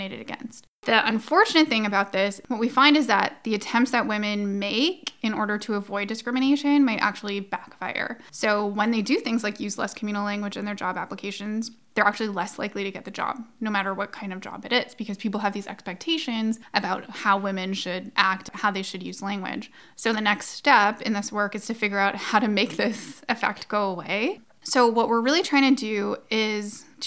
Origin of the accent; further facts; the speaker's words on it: Alberta, Canada; I'm an Albertan